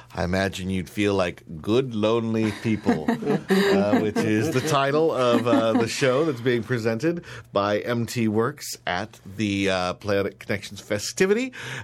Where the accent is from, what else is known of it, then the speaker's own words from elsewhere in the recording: Montana, United States; Sounds a lot like Montana, yeah, where I'm from, except for instead of churches, it's bars.